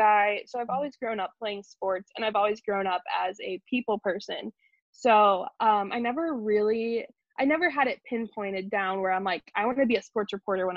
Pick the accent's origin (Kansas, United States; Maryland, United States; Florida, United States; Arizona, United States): Kansas, United States; Wichita; also born or lived in New York; I am from New York originally, but we moved to Wichita, Kansas when I was a baby